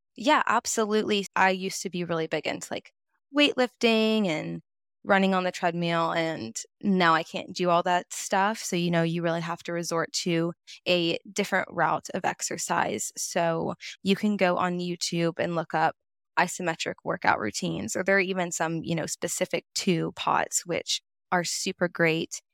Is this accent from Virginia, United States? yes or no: no; Nashville, Tennessee, United States; now in Chattanooga, United States; I was born and raised in Nashville, Tennessee, moved to Chattanooga, Tennessee back in 2019 for college.